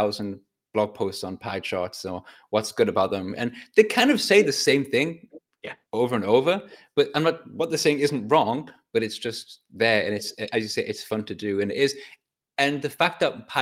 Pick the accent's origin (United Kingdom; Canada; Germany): United Kingdom; Newcastle upon Tyne, North East England; also born or lived in Whitley Bay; Well, I grew up in Newcastle, Whitley Bay, but Newcastle, so pretty similar